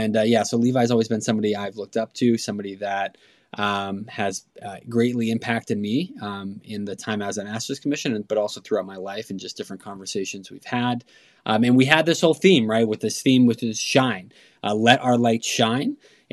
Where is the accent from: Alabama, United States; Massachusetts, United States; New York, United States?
Massachusetts, United States; Boston; also born or lived in Phoenix; I'm originally from Boston and Phoenix